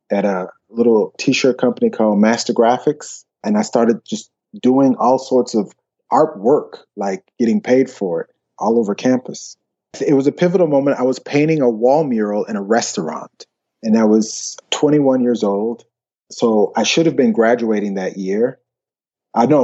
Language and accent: English; Alabama, United States; moved away as an adult; also born or lived in Columbus, Georgia / Atlanta, Georgia; now in Copenhagen, Denmark; the rest was there in Alabama